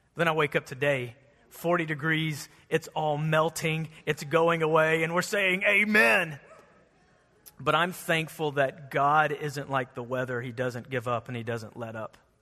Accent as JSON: {"language": "English", "country": "United States", "said": "we're an American church"}